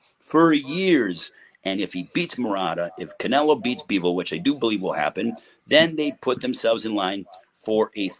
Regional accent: United States; the U.S. because, you know, that's my home country.

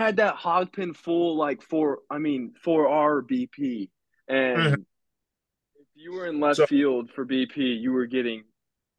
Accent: Houston, Texas, United States; I'm from Texas, Houston, Texas, about 45 minutes from College Station.

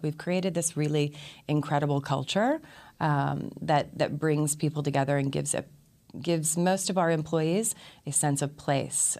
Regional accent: Austin, Texas, United States; also born or lived in Princeton; went back to my hometown, which was Austin. I was born, born in Princeton, but raised in Austin

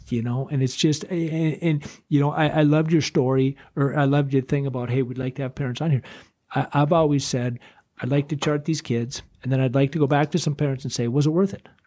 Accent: Duluth, Minnesota, United States; I'm from Duluth

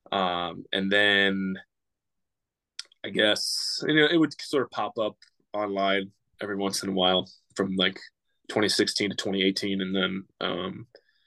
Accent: Pittsburgh, Pennsylvania, United States; I'm from Pittsburgh, I grew up a Steelers fan

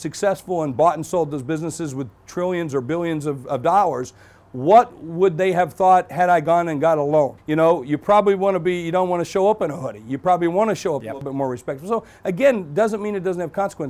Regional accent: South Dakota, United States; I am from South Dakota.

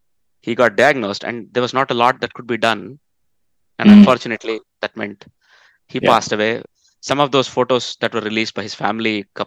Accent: Netherlands; So I come from the Netherlands.

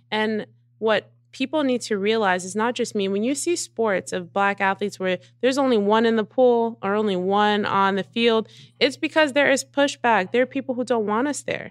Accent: New Jersey, United States; I'm a girl from Jersey who was working hard

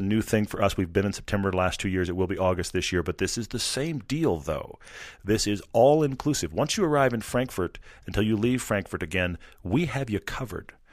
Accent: Texas, United States; I grew up in Texas

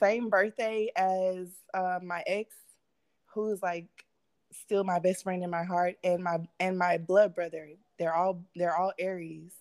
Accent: Mississippi, United States; now in Phoenix, United States; I grew up in Mississippi, so I'm a Southern Belle

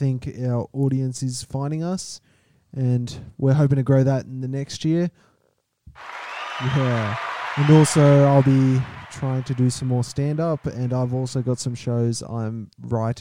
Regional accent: Australia; We're Australian

